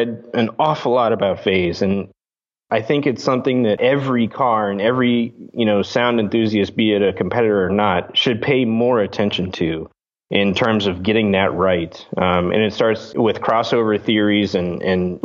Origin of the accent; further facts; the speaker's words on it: Chicago, Illinois, United States; also born or lived in Interlochen, Michigan; Me and my brother were raised as musicians. We grew up here in the Chicago area